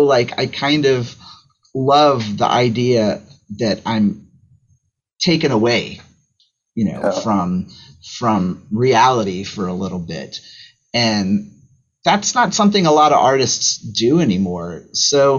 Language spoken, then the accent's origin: English; United States; I'm an American